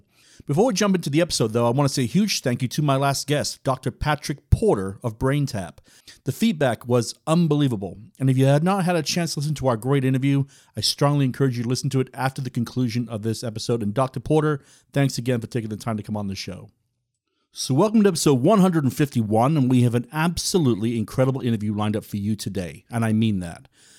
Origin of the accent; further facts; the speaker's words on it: Wales, United Kingdom; I grew up in Wales.